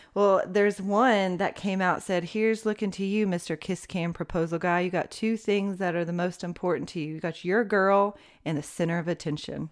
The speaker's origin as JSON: {"language": "English", "town": "Knoxville", "region": "Tennessee", "country": "United States", "tie": "born or raised there", "moved": "as an adult", "lives_now": "Smyrna, United States", "said": "born and raised in Knoxville, Tennessee"}